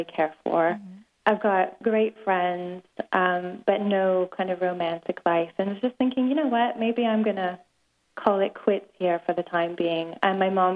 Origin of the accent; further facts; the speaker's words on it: East Coast, Canada; now in London, United Kingdom; I'm from the East Coast